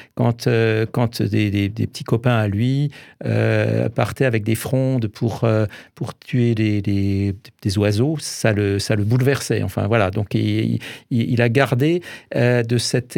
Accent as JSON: {"language": "French", "area": "Alsace", "region": "Grand Est", "country": "France", "said": "en tant qu'Alsacien"}